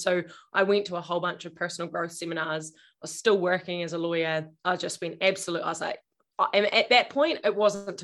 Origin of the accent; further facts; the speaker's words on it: Invercargill, Southland, New Zealand; moved away; also born or lived in Auckland; I grew up in Invercargill, the bottom of New Zealand